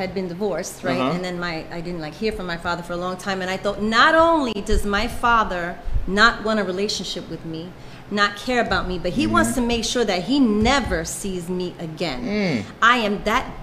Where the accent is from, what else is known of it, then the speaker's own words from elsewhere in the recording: New York City, New York, United States; I'm from Brooklyn, Bushwick, and so they would send buses into the ghetto where I'm from, and they would pick up kids